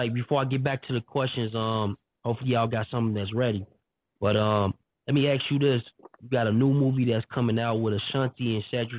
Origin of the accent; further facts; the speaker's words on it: Chicago, Illinois, United States; I'm from Chicago